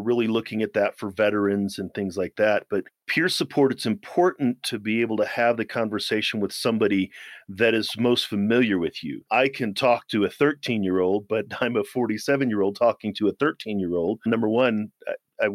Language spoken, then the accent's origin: English; Missouri, United States; also born or lived in Germany / Maryland; now in Colorado, United States; I'm from Missouri